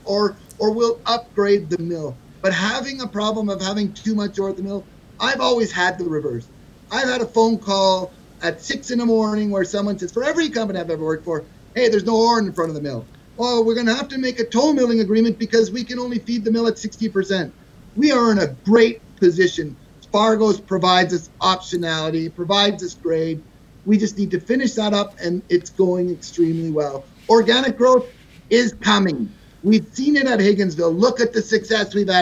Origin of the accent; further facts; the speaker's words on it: Canada; now in United States; I'm a Canadian